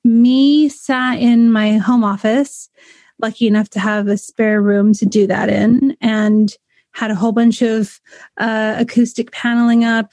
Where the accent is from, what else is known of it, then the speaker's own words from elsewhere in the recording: California, United States; moved away as an adult; now in United Kingdom; I'm from California originally